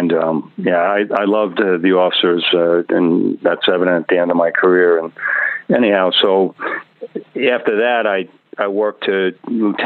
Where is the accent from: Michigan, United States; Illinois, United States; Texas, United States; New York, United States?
New York, United States; Bellmore; moved away as an adult; also born or lived in North Florida; now in Portland, Maine, United States; I grew up in the New York metropolitan area, and was raised in Belmore